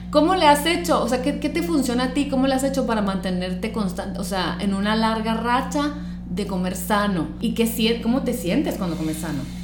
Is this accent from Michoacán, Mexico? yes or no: no; Sonora, Mexico; somos estos sonorenses del old school